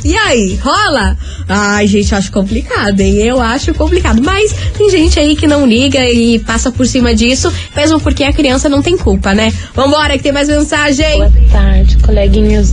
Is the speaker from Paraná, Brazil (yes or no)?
yes; Araucária, Paraná, Brazil; also born or lived in Campo Largo; eu sou de Araucária